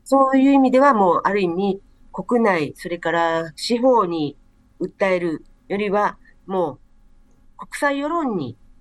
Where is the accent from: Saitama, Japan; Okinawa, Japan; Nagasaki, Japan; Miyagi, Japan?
Okinawa, Japan; 私も沖縄県民ですから